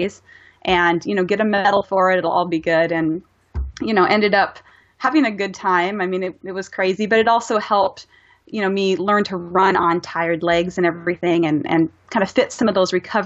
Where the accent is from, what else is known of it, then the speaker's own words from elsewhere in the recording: Missouri, United States; I come from Missouri